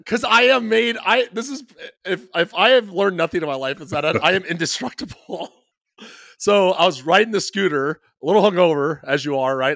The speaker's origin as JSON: {"language": "English", "region": "Midwest", "country": "United States", "said": "I'm such a Midwesterner"}